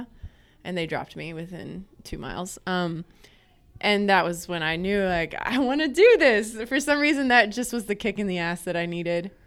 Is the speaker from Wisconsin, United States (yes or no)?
no; North Carolina, United States; now in Arkansas, United States; I grew up on the East Coast in North Carolina.